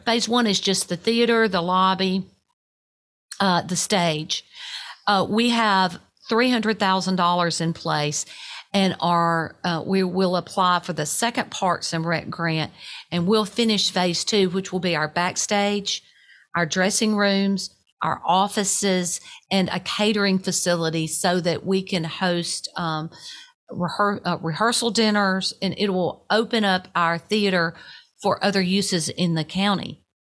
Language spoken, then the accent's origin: English; Bells, Tennessee, United States; I grew up in a little place called Bells, Tennessee.